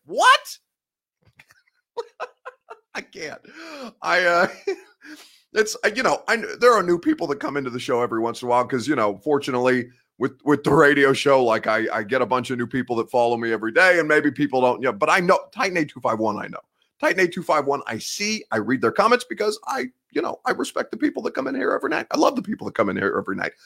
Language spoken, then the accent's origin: English; Indiana, United States; now in Nashville, United States; I am from Indiana